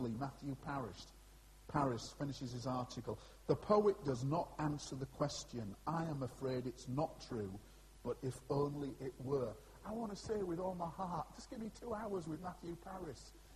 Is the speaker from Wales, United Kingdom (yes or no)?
no; Scarborough, Yorkshire and the Humber, United Kingdom; that's my hometown, Scarborough